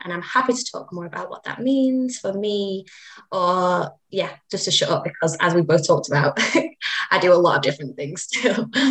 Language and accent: English; Manchester, North West England, United Kingdom; I am from Manchester.